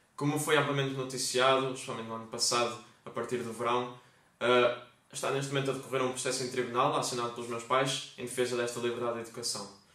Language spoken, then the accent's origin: Portuguese; Vila Nova de Famalicão, Norte, Portugal; Famalicão, minha terra